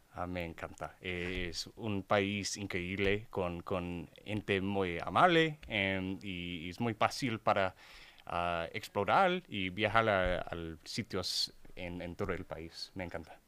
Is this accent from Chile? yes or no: no; Houston, Texas, United States; Spanish is a second language; soy de Texas, eh, de Houston